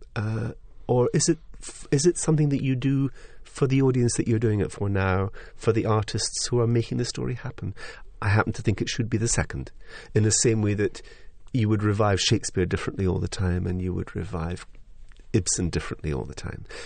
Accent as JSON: {"language": "English", "region": "Highlands of Scotland", "country": "United Kingdom", "tie": "born or raised there", "said": "I come from the Highlands of Scotland, where I'm used to a Cayley tradition. I'm used to people sitting in the front room making music. I was brought up with a piano in the room."}